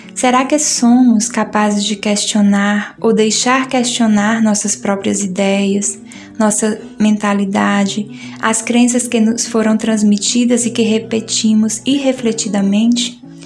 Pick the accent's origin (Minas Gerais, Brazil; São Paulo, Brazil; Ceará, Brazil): Ceará, Brazil; now in Recife, Brazil; sou cearense